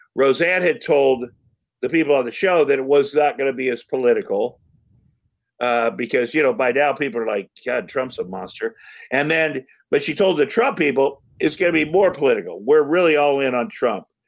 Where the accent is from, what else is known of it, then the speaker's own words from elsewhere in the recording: Iowa, United States; I'm from Iowa